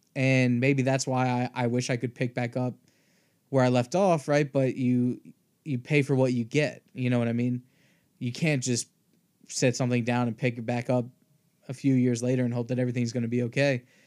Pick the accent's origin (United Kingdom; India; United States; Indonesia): United States; Virginia; also born or lived in Appalachia; I'm from Virginia